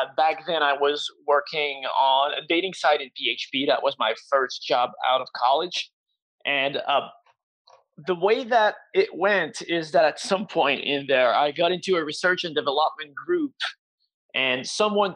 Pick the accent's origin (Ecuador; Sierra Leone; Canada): Canada; Quebec; I'm from Quebec, Canada, and I've been based here my entire life